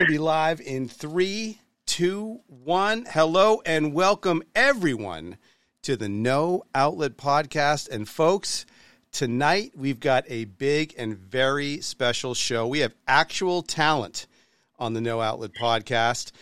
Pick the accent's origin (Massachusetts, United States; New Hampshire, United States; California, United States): New Hampshire, United States; I'm from New Hampshire, not quite from Boston